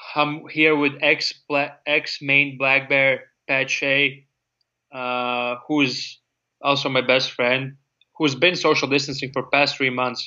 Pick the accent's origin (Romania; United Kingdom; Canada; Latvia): Latvia; English is a second language; moved away as an adult; now in United States; even though I'm from Latvia, living in America